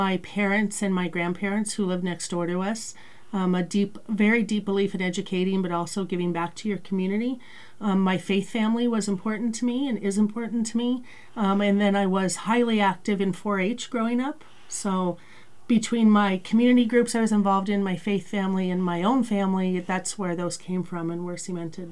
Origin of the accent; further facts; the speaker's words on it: Montana, United States; I was born and raised in Montana